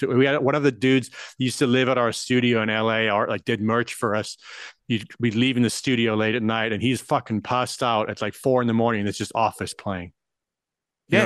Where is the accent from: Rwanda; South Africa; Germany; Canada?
South Africa; moved away; I grew up in South Africa